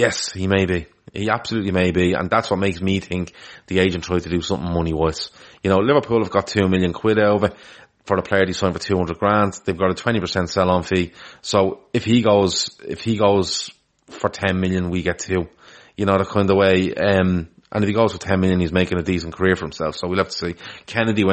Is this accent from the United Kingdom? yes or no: no; Ireland; I'm from Ireland